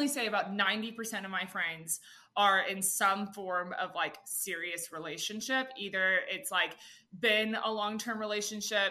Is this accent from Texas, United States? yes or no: yes; Austin, Texas, United States; I'm from Austin.